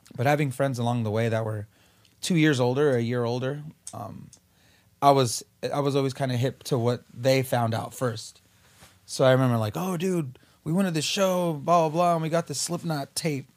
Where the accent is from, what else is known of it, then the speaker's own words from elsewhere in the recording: Whittier, California, United States; also born or lived in East Los Angeles; we moved from East L A to Whittier